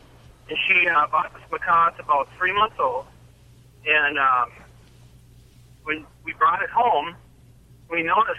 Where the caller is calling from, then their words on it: Illinois, United States; Southern Illinois, headed to Minnesota.